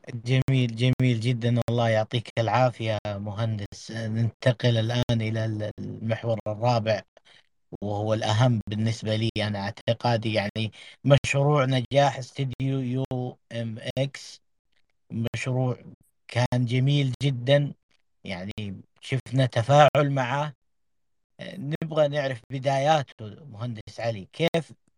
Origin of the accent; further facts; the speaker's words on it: Saudi Arabia; لنا كسعوديين